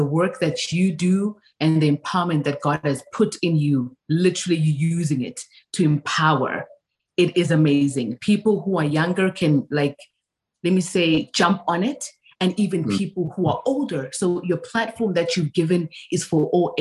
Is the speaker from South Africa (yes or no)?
yes; South Africa; moved away as an adult; now in United States; I was born and raised in South Africa for 19 years of my life.